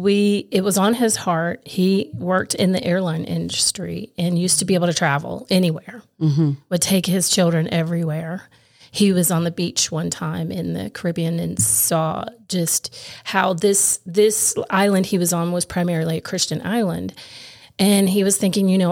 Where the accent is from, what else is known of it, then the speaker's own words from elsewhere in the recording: Morristown, Tennessee, United States; also born or lived in Kingsport, Tennessee; I grew up in Morristown, born in Kingsport, grew up in Morristown